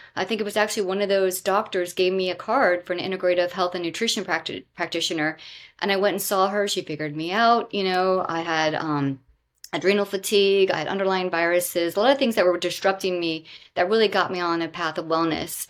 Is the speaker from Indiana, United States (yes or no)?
no; Southwest Florida, United States; moved away; also born or lived in Bethesda, Maryland; I grew up in Southwest Florida near the Everglades